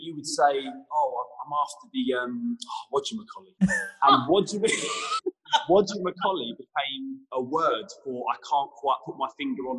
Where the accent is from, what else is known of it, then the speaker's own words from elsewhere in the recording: Leytonstone, London, United Kingdom; born there; I was born in Leytonstone.